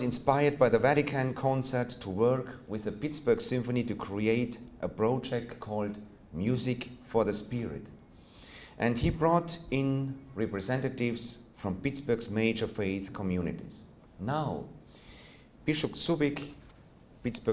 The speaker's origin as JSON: {"language": "English", "country": "Austria", "tie": "born or raised there", "second_language": "English", "said": "you may have noticed from my accent that I'm not originally from this region. I was born and still live in Austria."}